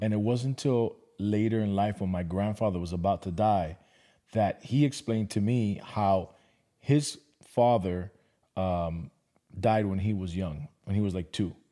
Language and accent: English; Miami, Florida, United States; now in Atlanta, United States; I was born and raised in Miami